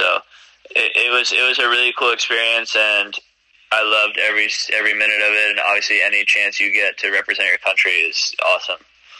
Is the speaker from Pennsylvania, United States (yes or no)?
no; New York, United States; born there; Since I was a little kid, you know, I was born in New York. I've been to the U.S. Open many times.